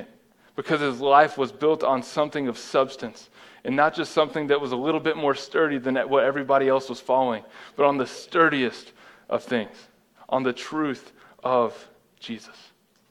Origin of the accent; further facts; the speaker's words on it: United States; I am an American.